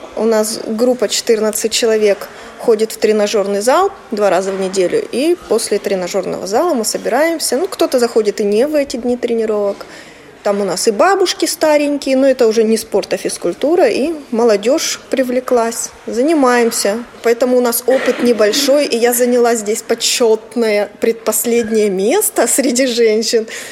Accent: Stavropol Krai, Russia; also born or lived in Moscow; Я из Ставропольского края

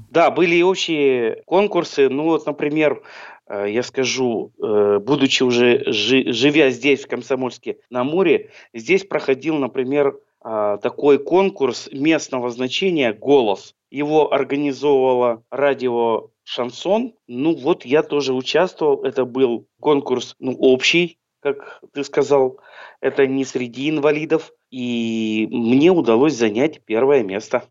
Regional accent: Chelyabinsk, Chelyabinsk Oblast, Russia; also born or lived in Troitsk, Chelyabinsk Oblast; now in Komsomolsk-on-Amur, Russia; Вообще я с Южного Урала. Я родился в городе Челябинске, а потом учился в городе Троицке Челябинской области

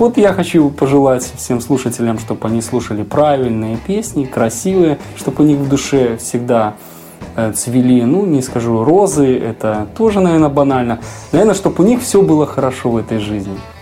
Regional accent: Belarus; у нас на родине

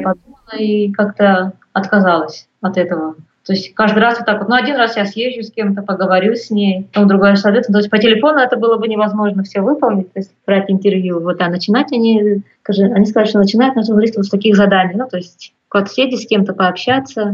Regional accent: Buryatia, Russia; also born or lived in Irkutsk / Petrovsk-Zabaykalsky / Tomsk / Novosibirsk; мы были из Бурятии

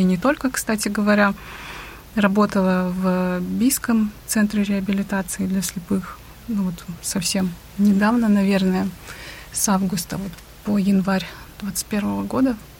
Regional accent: Khabarovsk, Khabarovsk Krai, Russia; я из Хабаровска, Вообще я занимаюсь реабилитацией

